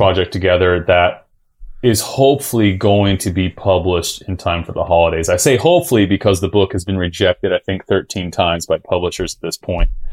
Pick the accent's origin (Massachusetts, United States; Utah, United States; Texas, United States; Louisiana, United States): Utah, United States; also born or lived in El Cajon, California; I grew up in Utah my whole life.